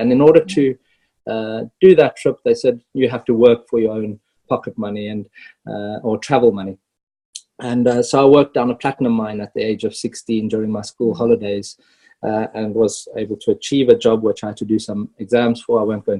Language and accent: English; South Africa; moved away as an adult; also born or lived in Zimbabwe; now in Luxembourg; born actually Zimbabwean, but I do tell people I'm South African. Grew up South African, from a mining family, mining middle class family